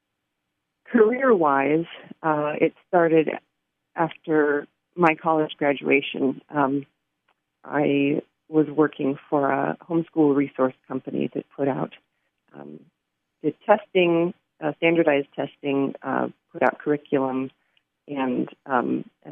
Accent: Pacific Northwest, United States; I have grown up in the Pacific Northwest, and don't use an umbrella when I go out in the rain.

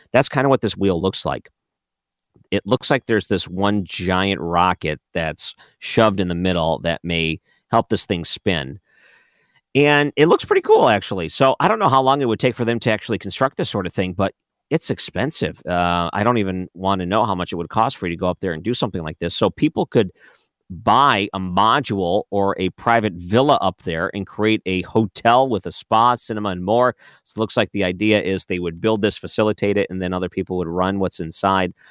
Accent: Detroit, Michigan, United States; I grew up in Detroit

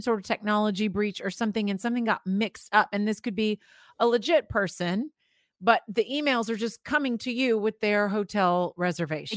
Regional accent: Florida, United States; I grew up in Florida

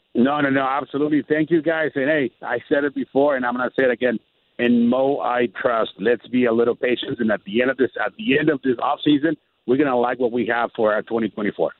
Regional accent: Tijuana, Baja California, Mexico; I'm actually in Tijuana, Mexico, my hometown

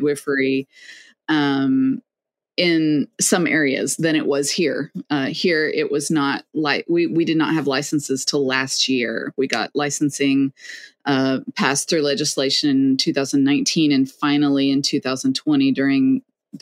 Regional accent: Lexington, Kentucky, United States; I was born and raised in Lexington

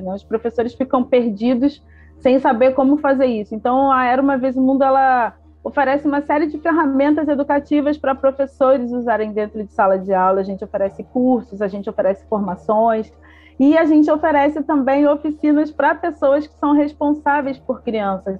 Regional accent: Belford Roxo, Rio de Janeiro, Brazil; nasci, cresci, fui criada lá em Belfor Roxo

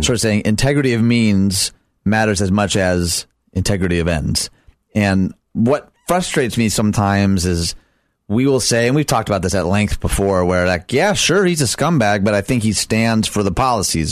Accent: Michigan, United States; Michigan, my home state

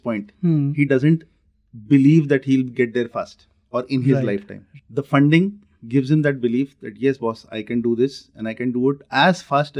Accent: Nagpur, Maharashtra, India; So I am from Nagpur.

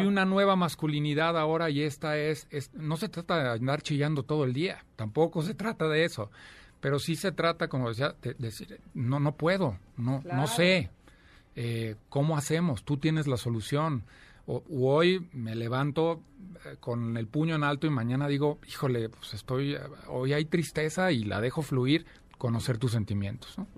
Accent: Celaya, Guanajuato, Mexico; moved away as an adult; now in Mexico City, Mexico; nací en Celaya, Guanajuato, llevo ya veintitantos años, 24 años viviendo aquí en la Ciudad de México.

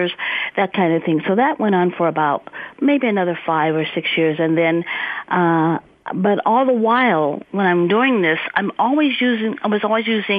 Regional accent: Stockton, California, United States; also born or lived in Silicon Valley, California; I'm a native Californian, second generation. I came from Central Valley, born and raised in Stockton, California

